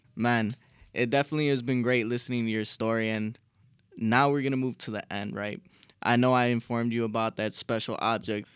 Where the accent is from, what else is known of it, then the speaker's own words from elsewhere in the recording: Chicago, Illinois, United States; we're from Chicago